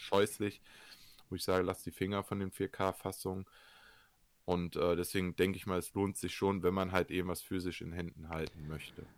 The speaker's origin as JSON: {"language": "German", "country": "Germany", "said": "bei uns in Deutschland"}